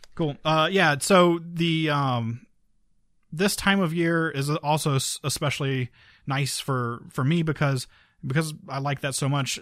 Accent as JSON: {"language": "English", "town": "Key West", "region": "Florida", "country": "United States", "said": "I'm from Key West"}